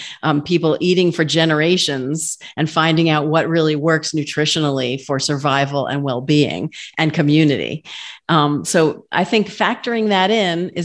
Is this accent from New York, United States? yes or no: yes; New York, United States; I'm a New Yorker. I grew up in a Jewish family eating bagels